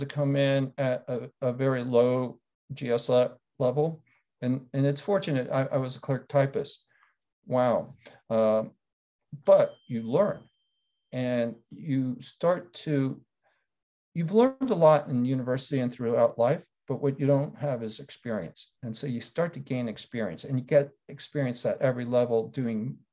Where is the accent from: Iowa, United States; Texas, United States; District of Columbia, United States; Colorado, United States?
District of Columbia, United States; Washington; I'm a Washingtonian, so I didn't go far, though I did go all the way across the country to go to university.